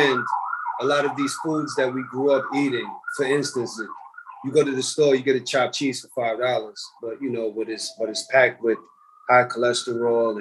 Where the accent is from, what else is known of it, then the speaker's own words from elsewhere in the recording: New York City, New York, United States; I was born and raised in the Bronx. I was born at Einstein Hospital, grew up in Co-op City, Section 5.